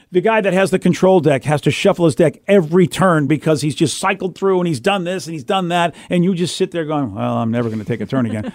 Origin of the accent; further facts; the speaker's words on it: Boston, Massachusetts, United States; moved away; my old days growing up in Boston